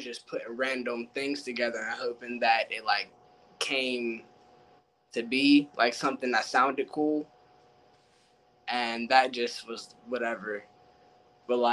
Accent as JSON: {"language": "English", "town": "Pittsburgh", "region": "Pennsylvania", "country": "United States", "tie": "born or raised there", "said": "I'm an MC from the North Side. Grew up around Riverview, Perrysville Ave"}